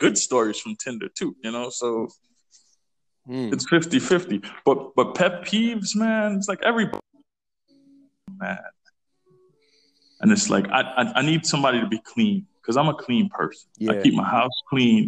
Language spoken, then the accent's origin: English; Trinidad & Tobago; moved away; I'm from Trinidad